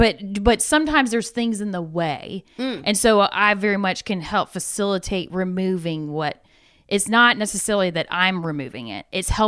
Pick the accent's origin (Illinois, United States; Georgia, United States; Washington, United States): Georgia, United States; Atlanta; From Atlanta.